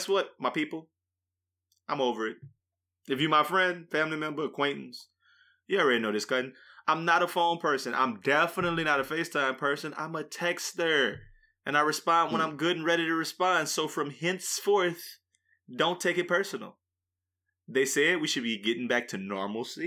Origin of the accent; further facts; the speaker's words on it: Louisiana, United States; I'm from Louisiana